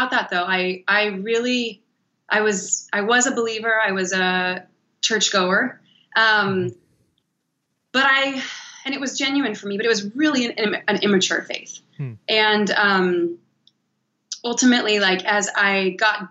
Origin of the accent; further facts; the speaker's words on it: Cody, Wyoming, United States; now in Los Angeles, United States; I'm from a small town called Cody, Wyoming, which is the east entrance to Yellowstone National Park